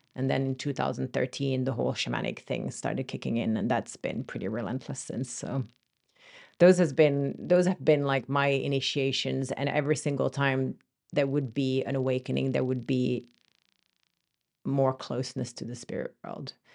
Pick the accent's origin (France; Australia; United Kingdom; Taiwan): France; moved away; also born or lived in Finland; So I'm Finnish originally, but I grew up in France